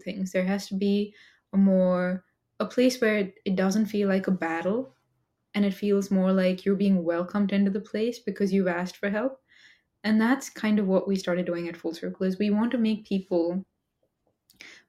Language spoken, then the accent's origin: English; India; moved away as an adult; now in United States; as an Indian immigrant in the US, I came to the US to study engineering